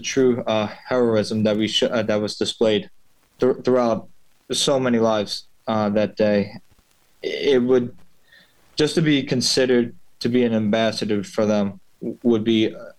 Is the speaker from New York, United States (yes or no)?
yes; Dix Hills, New York, United States; also born or lived in West Point; I'm from Long Island. I'm from Dix Hills.